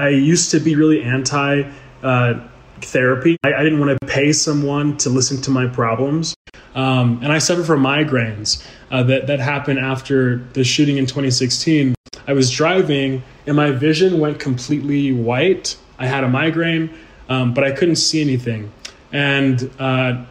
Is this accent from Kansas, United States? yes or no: no; Houston, Texas, United States; moved away as an adult; now in Colorado, United States; I was born and raised in Houston, Texas, which is a city known as the energy capital of the world